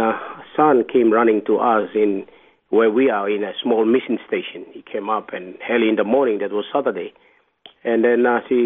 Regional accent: Papua New Guinea; also born or lived in New Ireland Province / Madang; originally I'm from Papua New Guinea

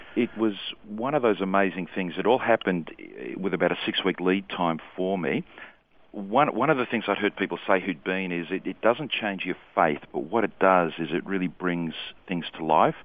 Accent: Sydney, New South Wales, Australia; I was born and raised in Sydney, mm-hmm. so that's, that's where I'm from

